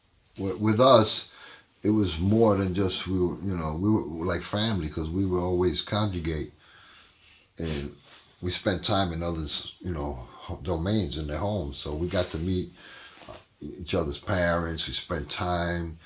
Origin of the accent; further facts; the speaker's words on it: New York City, New York, United States; also born or lived in Hell's Kitchen / Puerto Rico; I lived there till I was 5 years old. From there, we moved up to Spanish Harlem.